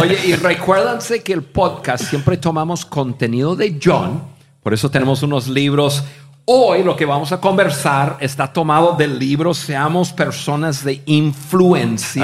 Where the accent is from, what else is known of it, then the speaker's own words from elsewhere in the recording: United States; Spanish is a second language; moved away as an adult; also born or lived in Mexico; siendo gringos, pero gringos de gringos, que no había hablado ni una palabra de español en mi vida